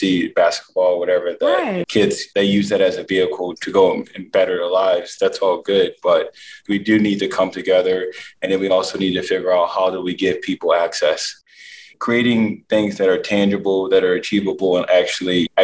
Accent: Philadelphia, Pennsylvania, United States; I'm really excited about just doing it in front of Philadelphia. I'm a proud Philly boy

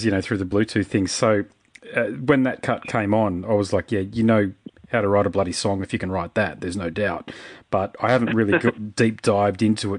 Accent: Queensland, Australia; I'm a Queenslander, I've played in rural locations in Queensland

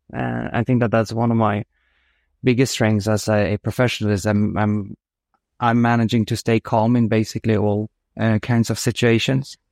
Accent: Uddevalla, Västra Götaland, Sweden; moved away as an adult; also born or lived in France; I'm born outside a quite small city called Uddevalla in, on the west coast of Sweden, which is fairly close to, to Gothenburg. So grew up there

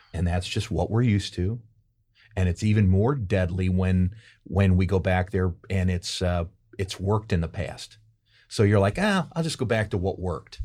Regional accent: St. Louis, Missouri, United States; moved away as an adult; also born or lived in New York; now in St. Louis, United States; I'm from Saint Louis originally.

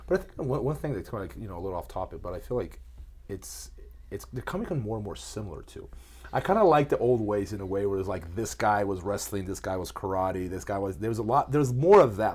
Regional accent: Brazil; moved away; I grew up in Brazil

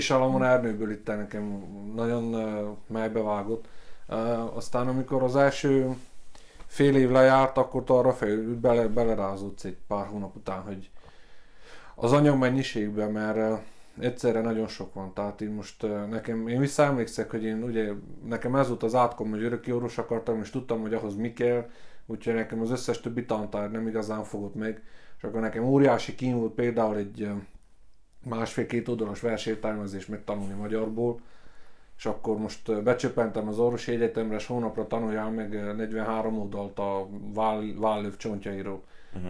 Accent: Gheorgheni, Harghita County, Romania; én szintén Gyergyóba születtem, itt nőttem fel, aszfaltbetyár vagyok a Virágnegyedből

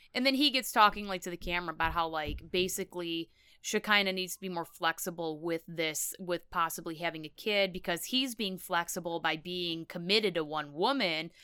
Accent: United States; I'm American

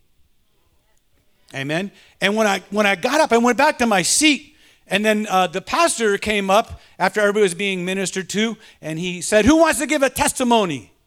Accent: Detroit, Michigan, United States; I was raised in Detroit

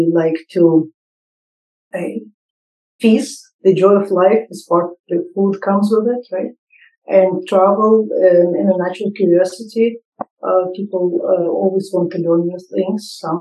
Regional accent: Saint Petersburg, Russia; moved away as an adult; now in New York, United States; I was born in St. Petersburg, Russia, in the last century, in the 20th century

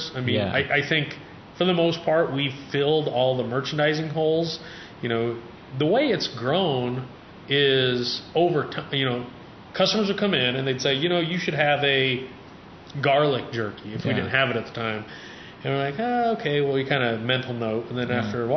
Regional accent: Nebraska, United States; I'm from Nebraska

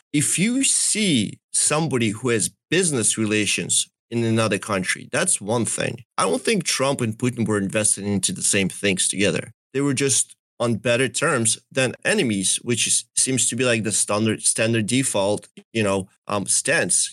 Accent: Donetsk, Donetsk Oblast, Ukraine; also born or lived in Russia; now in United States; my family is from Donetsk. That's really where I come from.

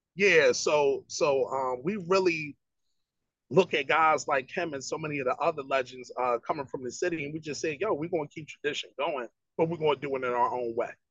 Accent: Philadelphia, Pennsylvania, United States; growing up in Philly

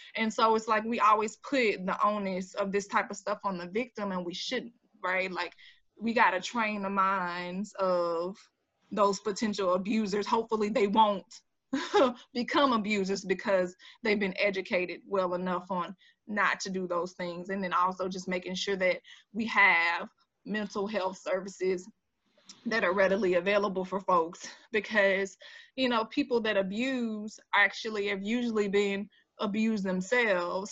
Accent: Jacksonville, Florida, United States; accent: Jacksonville drawl; folks think that I'm sometimes from Mississippi and stuff like that. I'm like, no, this is a Jacksonville draw

